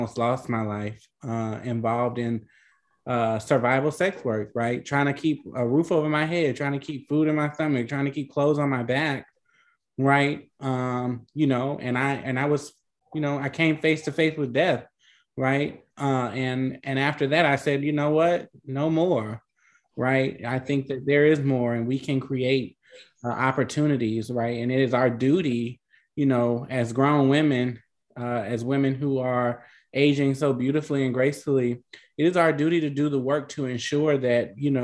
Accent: New Orleans, Louisiana, United States; I'm from New Orleans

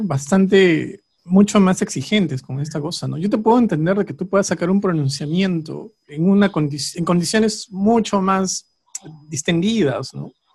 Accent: Peru

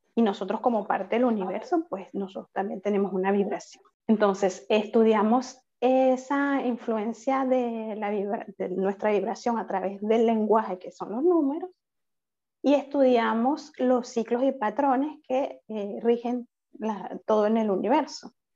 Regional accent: Venezuela; moved away as an adult; now in Paris, France; yo soy venezolana, actualmente resido en, París, Francia

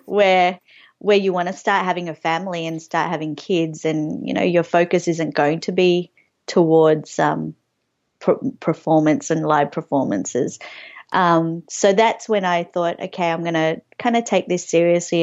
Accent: Australia; growing up on Australian T V

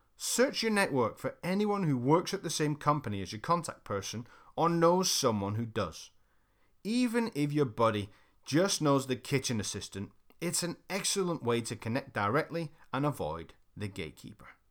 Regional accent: United Kingdom; I'm British

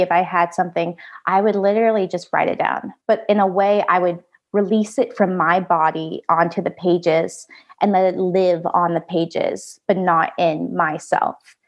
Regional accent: United States; also born or lived in Da Nang, Vietnam / Nashville, Tennessee; I was adopted to the United States where I grew up

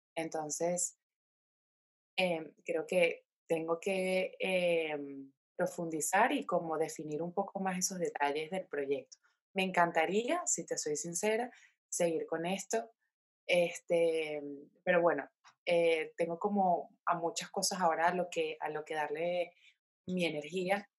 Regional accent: Caracas, Capital District, Venezuela; moved away as an adult; now in Spain; nací en Caracas, eh, soy venezolana, tengo 27 años, emigré a España teniendo 22 años de edad

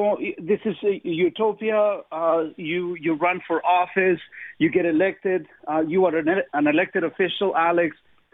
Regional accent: Chile; English is a second language; I come from Chile. You know, we came out of a communist regime. We went into a military dictatorship.

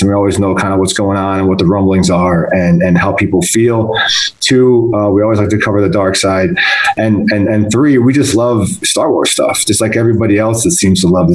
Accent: Buffalo, New York, United States; I grew up in Buffalo

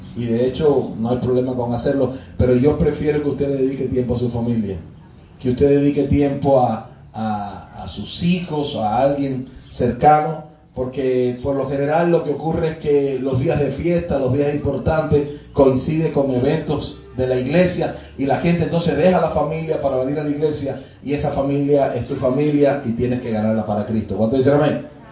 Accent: Cuba; Parte de nuestra idiosincrasia como cubanos

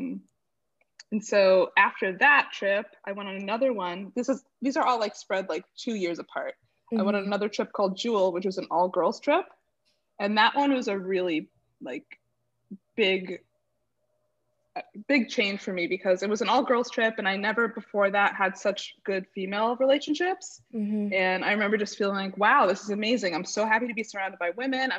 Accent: West Hartford, Connecticut, United States; I grew up in West Hartford, Connecticut.

